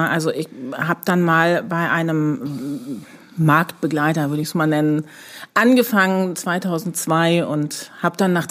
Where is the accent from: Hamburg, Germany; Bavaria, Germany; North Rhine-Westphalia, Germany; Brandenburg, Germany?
Brandenburg, Germany; Ich komme ursprünglich aus Brandenburg.